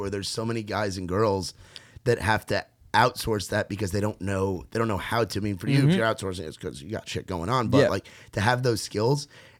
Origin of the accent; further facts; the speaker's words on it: Rockland County, New York, United States; where I'm from, Rockland County, New York